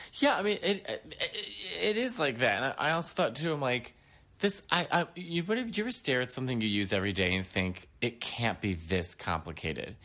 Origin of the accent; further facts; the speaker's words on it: New York City, New York, United States; being a New Yorker